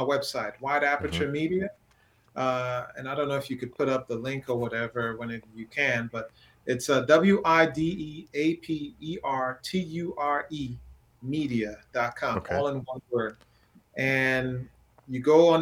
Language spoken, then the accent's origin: English; Trinidad & Tobago; moved away; also born or lived in Brooklyn, New York; Growing up in Trinidad was tough